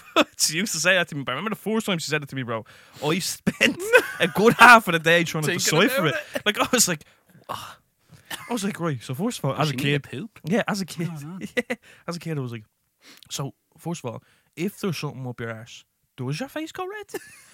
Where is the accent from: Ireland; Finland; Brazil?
Ireland